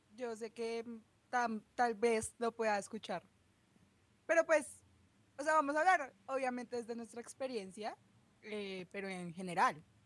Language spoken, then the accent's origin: Spanish; Bogotá, Colombia; accent: rolo; por ser rola y por mi acento